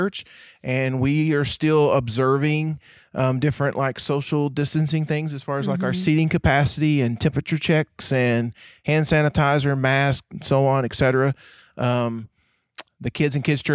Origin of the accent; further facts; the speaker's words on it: Bray-Doyle, Oklahoma, United States; I come from a town, or I went to a high school where the mascot was a donkey